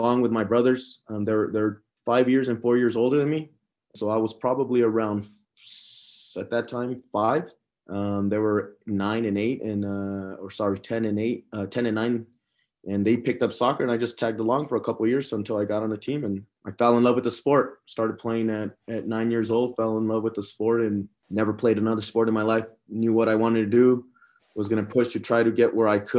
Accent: Las Cruces, New Mexico, United States; also born or lived in El Paso, Texas; My dad likes to joke around that I was made in Juarez and born in El Paso, and I was raised in Las Cruces, New Mexico

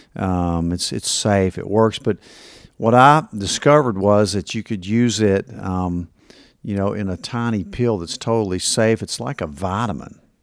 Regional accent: Kingsport, Tennessee, United States; I grew up in Kingsport and half the neighborhood dads worked at Eastman

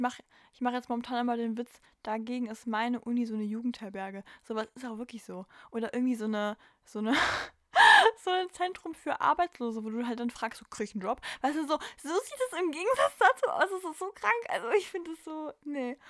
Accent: Germany; wir als Deutsche

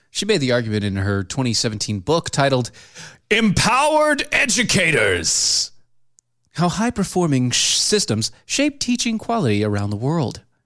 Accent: United States; I'm an American

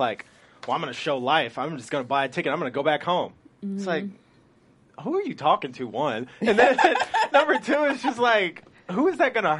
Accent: Indiana, United States; I mean, I'm from Indiana, so everybody right. loved his plays.

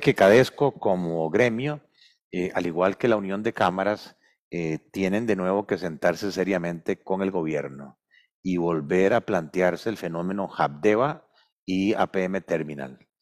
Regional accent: Costa Rica; somos ante todo costarricenses

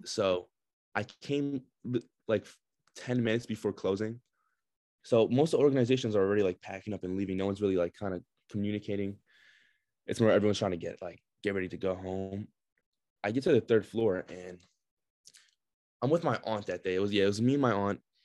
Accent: Brooklyn, New York, United States; also born or lived in Russia; now in Binghamton, United States; I also grew up in, mostly in Brooklyn

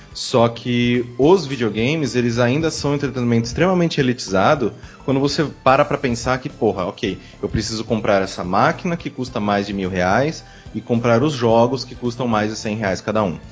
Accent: interior of São Paulo, Brazil; como eu sou do interior de São Paulo, eu passei toda a minha infância lá

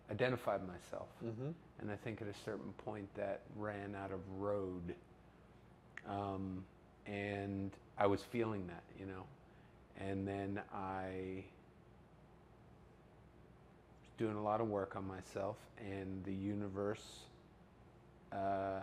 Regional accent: Howell, New Jersey, United States; I grew up in Howell, New Jersey

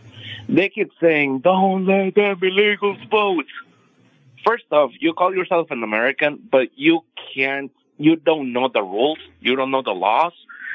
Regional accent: Mexico; moved away; also born or lived in Kansas City, United States; I am a Mexican. I was born in Mexico, moved to Kansas City back in 2005.

